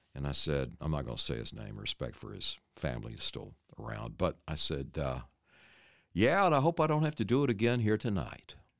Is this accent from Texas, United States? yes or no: yes; Paris, Texas, United States; I'm from Paris, Texas, and my mom and dad came there after World War II, and they were trying to start a business